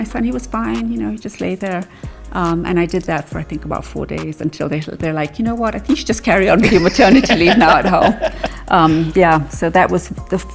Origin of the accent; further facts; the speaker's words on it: Nanyuki, Laikipia County, Kenya; growing up in Nanyuki, and it being such a sort of central point for people to stop off